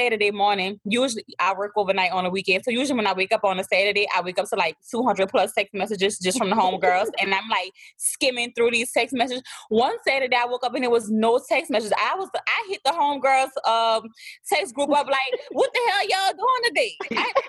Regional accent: New Orleans, Louisiana, United States; accent: thick; I'm from New Orleans

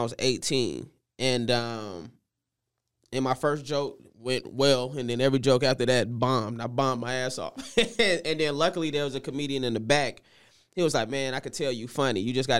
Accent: Florida, United States; In Florida. So I grew up doing Shakespeare in the Park.

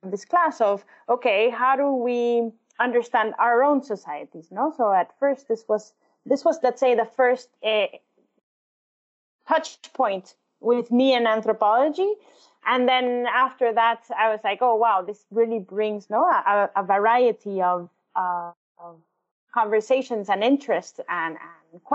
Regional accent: El Salvador; moved away; I was born and raised in El Salvador

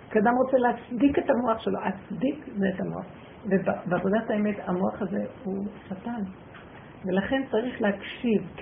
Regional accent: Jerusalem, Jerusalem District, Israel; כשהייתי ילדה, אגרתי ליד הדף עין כרם.

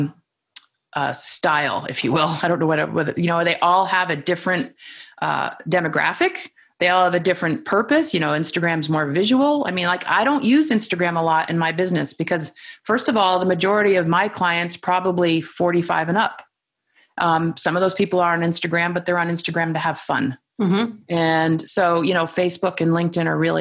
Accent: Vermont, United States; also born or lived in New York City; I'm from Vermont

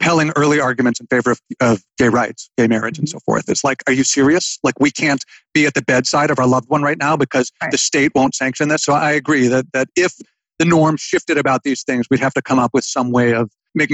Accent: United States; we grew up in America when we did

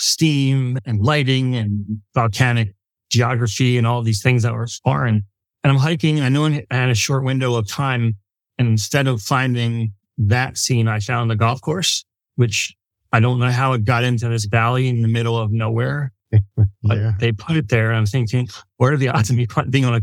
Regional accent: Philadelphia, Pennsylvania, United States; I'm from Philly

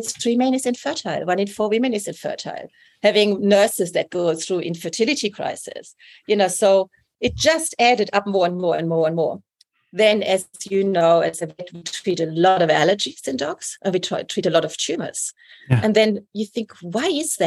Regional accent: Germany; moved away as an adult; also born or lived in England; now in New South Wales, Australia; I'm from Germany, you know, like I'm not a local. Even after 20 years.

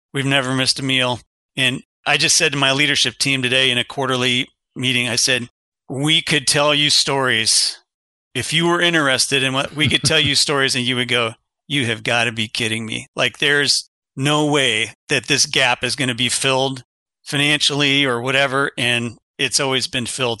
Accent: Kensington, Ohio, United States; also born or lived in Berwyn, Illinois; I was born in Berwyn, Illinois, which is a little suburb of Chicago, lived there eight years, moved from a little lot, a little eighth acre lot with the Sioux Line Railroad station behind us. My dad was an engineer. We moved from Chicago area. He went to Illinois Institute of Technology. We moved from there to a sixty-acre farm in Kensington, Ohio, population three hundred and fifty

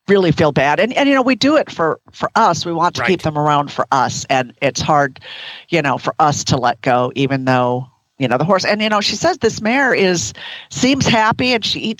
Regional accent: Minnesota, United States; I'm from Minnesota

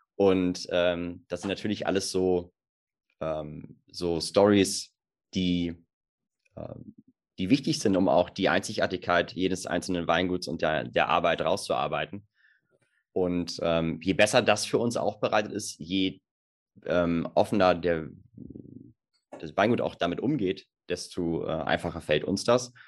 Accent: Germany; bei uns in Deutschland

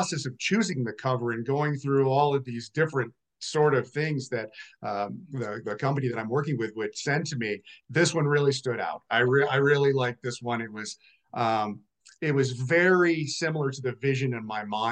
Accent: Vermont, United States; now in Colorado, United States; I'm originally from Vermont

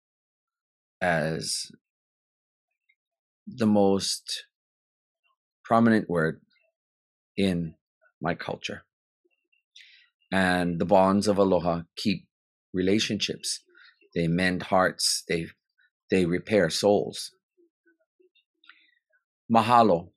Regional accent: Hawaii, United States; As Kanaka, as a Hawaiian

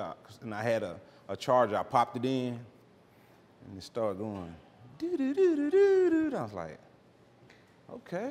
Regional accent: Oklahoma City, Oklahoma, United States; now in Dallas, United States; I grew up in Oklahoma City.

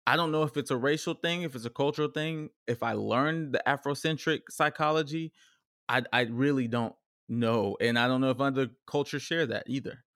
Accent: Richardson, Texas, United States; also born or lived in Dallas, Texas; grew up in a very diverse cultural n, neighborhood of Richardson, Texas

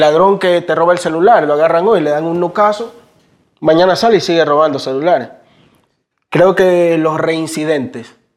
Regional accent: Guayaquil, Guayas, Ecuador; nosotros somos de la Tulcán y la B, por la entrada de la Boca del Diablo, Cristo el Consuelo, un barrio muy aliñado

